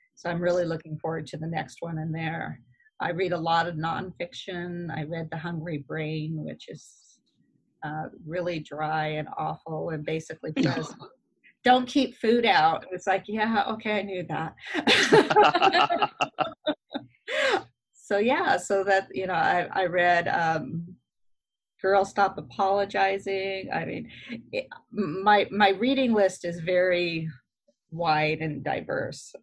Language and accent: English; Idaho, United States; moved away; I was from Idaho. So uh, River Vista is the little town I grew up